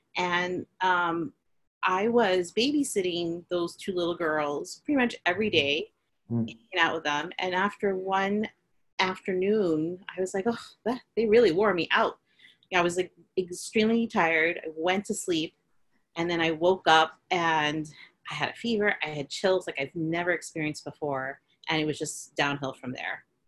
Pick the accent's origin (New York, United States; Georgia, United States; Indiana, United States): New York, United States; New York City; I am a Filipino American from Queens